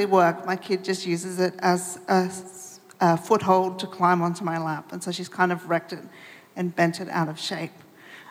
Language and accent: English; Melbourne, Victoria, Australia; I'm from Melbourne